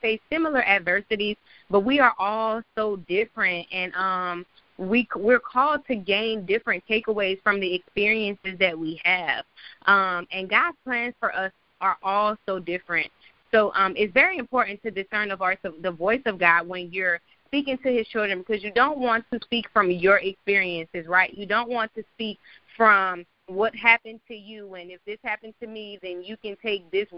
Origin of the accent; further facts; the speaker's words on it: New Orleans, Louisiana, United States; now in Atlanta, United States; I am from New Orleans, but I live in Atlanta.